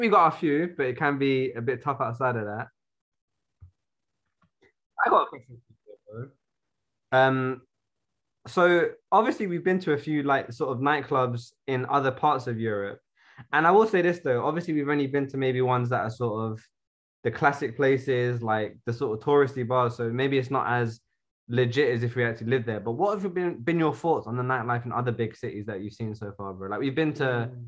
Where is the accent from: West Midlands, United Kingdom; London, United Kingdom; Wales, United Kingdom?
London, United Kingdom; also born or lived in United States; we've lived here our entire lives pretty much